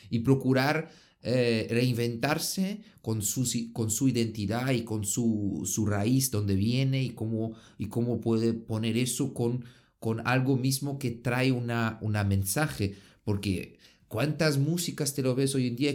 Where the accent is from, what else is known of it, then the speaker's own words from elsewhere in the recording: Pachuca, Hidalgo, Mexico; yo soy de, de México, de Pachuca y eso es mi idea.